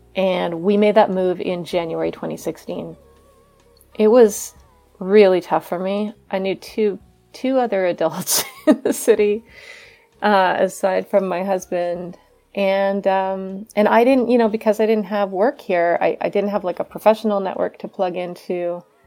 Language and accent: English; Vancouver, British Columbia, Canada; moved away as an adult; now in Cambridge, United States; I live in Cambridge, Massachusetts, uh, but I'm from Vancouver, Canada.